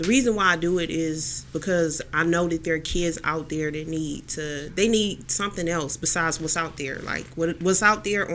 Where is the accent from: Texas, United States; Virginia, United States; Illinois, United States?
Texas, United States; Houston; now in Cleveland, United States; I'm from Houston, Texas